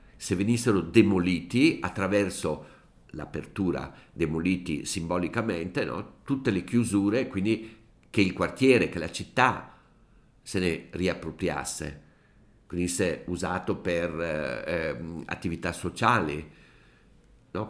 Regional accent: Brescia, Lombardy, Italy; io sono bresciano

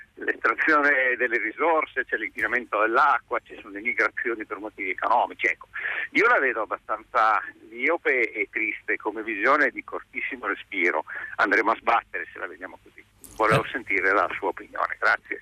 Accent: Turin, Piedmont, Italy; io sono di Torino, Torino è una città ex città della Fiat

